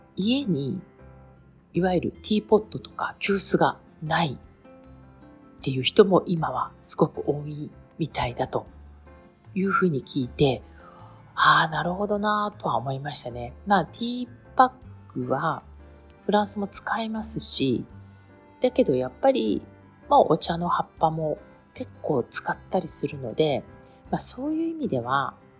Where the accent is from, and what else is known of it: Japan; born or raised there; now in France